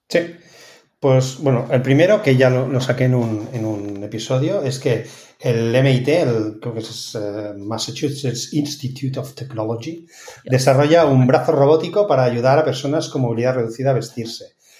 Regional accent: Spain; now in Netherlands; poder volver a España

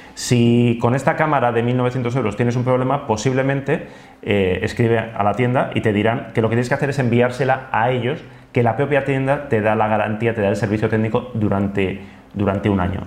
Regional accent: Basque Country, Spain; los vascos somos más de bici

